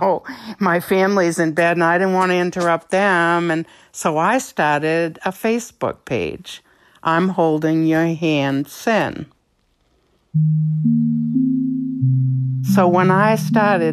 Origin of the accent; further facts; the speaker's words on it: Gray, Maine, United States; I'm from Gray, Maine. I've lived in Maine my whole life.